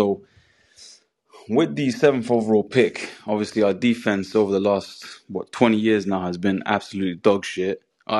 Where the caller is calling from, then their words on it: London, United Kingdom; I'm calling from London.